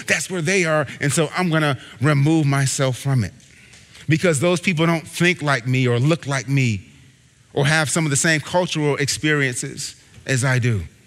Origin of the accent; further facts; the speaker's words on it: Ohio, United States; now in Boston, United States; I'm not from Boston. My wife and I aren't from Boston originally. I'm actually from Ohio